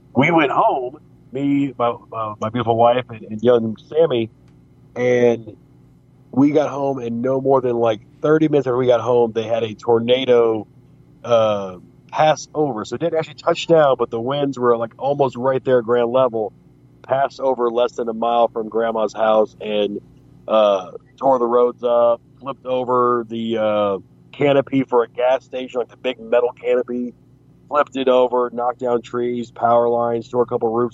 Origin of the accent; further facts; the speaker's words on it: United States; also born or lived in Oklahoma / Arkansas; now in Alabama, United States; Growing up in Oklahoma, Arkansas, and now living in Alabama